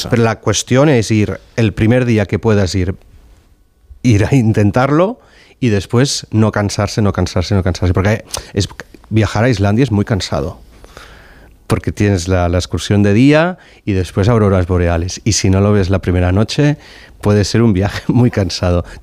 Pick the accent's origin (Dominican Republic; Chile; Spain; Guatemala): Spain; Barcelona, Catalonia; also born or lived in Reykjavik, Iceland; yo me crié en Barcelona, en, en, Gracia, así que un barrio con mucha densidad de población, con lo cual estaba acostumbrado.